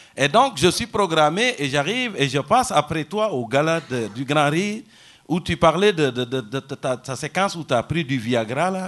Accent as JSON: {"language": "French", "country": "Senegal", "also_born_or_lived": "Rimouski, Canada", "moved": "as an adult", "lives_now": "Longueuil, Canada", "said": "Je suis parti du Sénégal"}